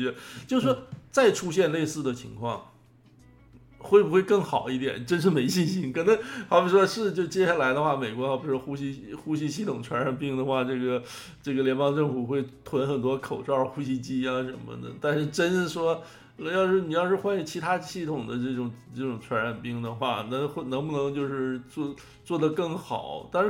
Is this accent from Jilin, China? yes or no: yes; Jilin City, Jilin, China; 中国就是，你就比如说现在这个中国新热点到我的家乡了，哈，是从你的家乡到我家乡，那吉林市成为新热点了。